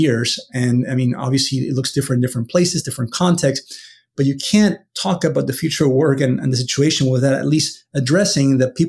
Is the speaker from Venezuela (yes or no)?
yes; Venezuela; now in United States; I'm from Venezuela originally, but I've been in the U.S. now for many, many, many years.